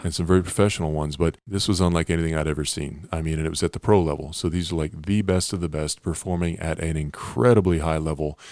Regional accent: Pennsylvania, United States; growing up in Pennsylvania

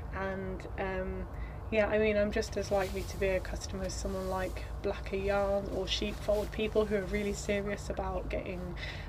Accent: Northampton, East Midlands, United Kingdom; I grew up in Northampton, and I met Marcus in Northampton

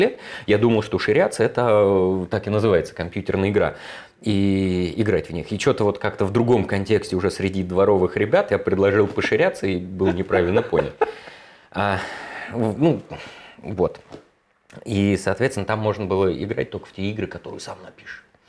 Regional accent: Moscow, Russia; в 81 году, в Москве, меня родили в Москве

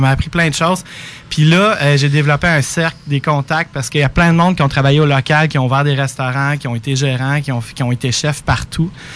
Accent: Rivière-du-Loup, Quebec, Canada; je viens de Rivière-du-Loup

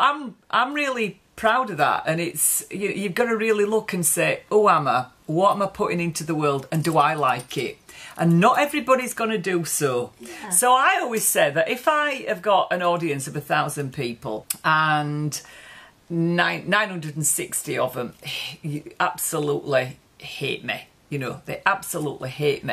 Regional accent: Yorkshire and the Humber, United Kingdom; So where we come from, this part of Yorkshire, it's quite gritty

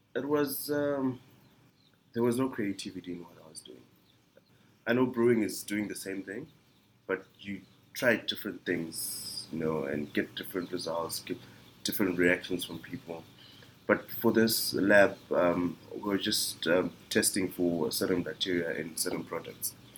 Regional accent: Kwekwe, Midlands, Zimbabwe; moved away as an adult; now in Greyton, South Africa; I was born in Kwekwe in Zimbabwe uh, on the 14th of August in 1986.

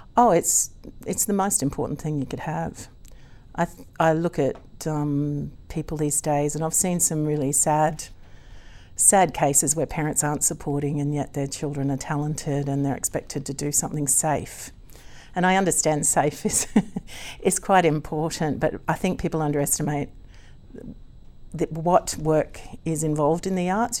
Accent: Gympie, Queensland, Australia; accent: Aussie; also born or lived in United Kingdom; I was born in Gimpy

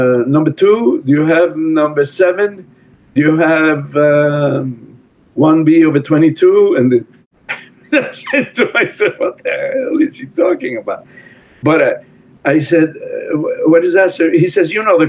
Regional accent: Italy; English is a second language; moved away as an adult; I'm here from Italy where it's hard to make a living.

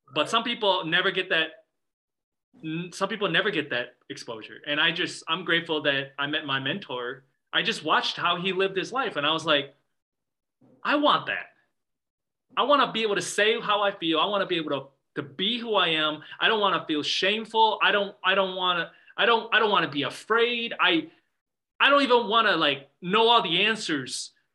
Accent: Midwest, United States; growing up in the Midwest as a Chinese American

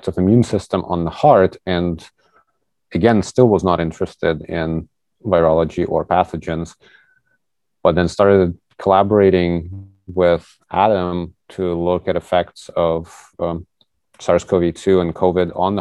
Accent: Kyiv, Ukraine; moved away as an adult; now in St. Louis, United States; I was born in Kyiv, Ukraine and moved to United States almost 8 years ago, actually, to go to college

